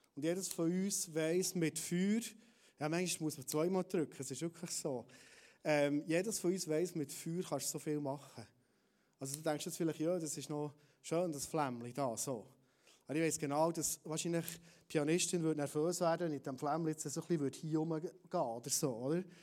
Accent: Bernese Oberland, Switzerland; als Berner Oberländer

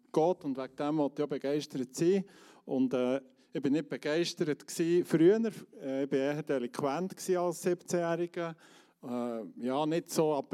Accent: Switzerland; dort sollte man so, wenn es dunkel ist, nicht mehr auf die Straße als Schweizer

